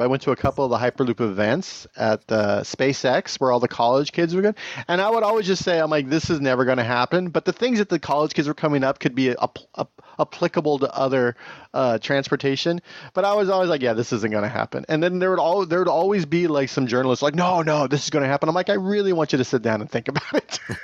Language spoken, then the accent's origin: English; Tehachapi, California, United States; my hometown